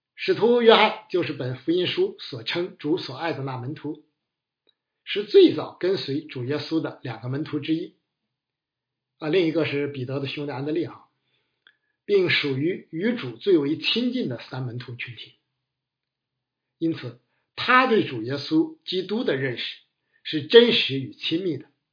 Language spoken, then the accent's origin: Chinese; China; 我们中国人的观念与追求